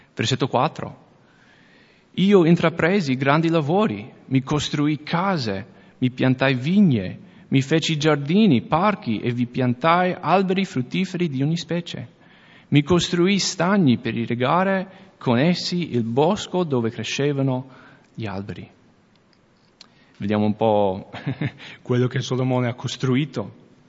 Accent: United States; accent: American; Italian is a second language; now in Veneto, Italy; io sono americano, se non avete già sentito l'accento.

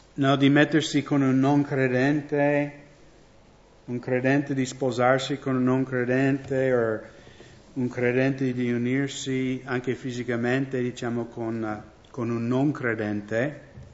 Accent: United States; Italian is a second language; now in Italy; Io vengo dagli Stati Uniti

